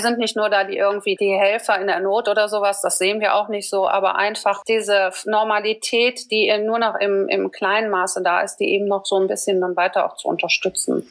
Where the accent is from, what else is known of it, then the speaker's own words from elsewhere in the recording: Düsseldorf, North Rhine-Westphalia, Germany; ich komme aus Düsseldorf